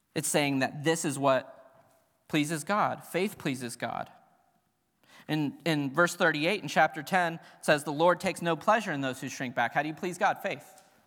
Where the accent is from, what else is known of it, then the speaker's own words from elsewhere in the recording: Cincinnati, Ohio, United States; I grew up in Cincinnati